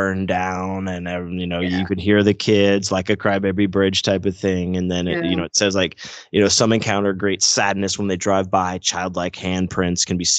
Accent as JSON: {"language": "English", "town": "Pittsburgh", "region": "Pennsylvania", "country": "United States", "moved": "yes", "said": "I'm from Pittsburgh originally"}